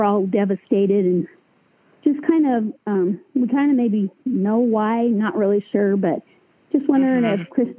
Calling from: Utah, United States; I'm from Utah.

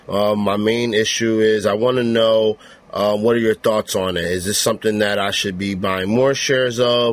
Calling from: Piscataway, New Jersey, United States; I'm calling from Piscataway, New Jersey.

